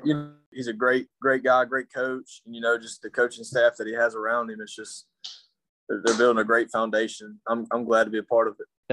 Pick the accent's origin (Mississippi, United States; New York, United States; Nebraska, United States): Mississippi, United States; Clinton; now in Denham Springs, United States; I'm from Clinton, Mississippi. I was born and raised okay. some of my life there, and I moved here